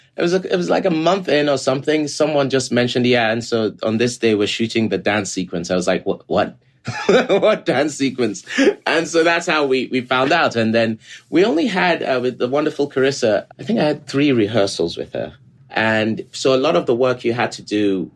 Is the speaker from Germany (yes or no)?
no; Lagos, Nigeria; moved away; as a very young person in Nigeria, I grew up in Lagos, Nigeria.